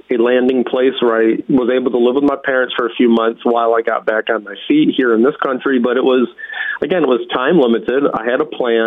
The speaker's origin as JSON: {"language": "English", "region": "Western New York", "country": "United States", "tie": "born or raised there", "said": "I grew up in Western New York"}